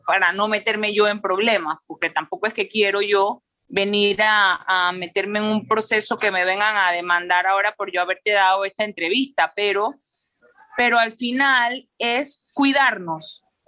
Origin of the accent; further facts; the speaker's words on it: Panama; como madre, como empresaria, como panameña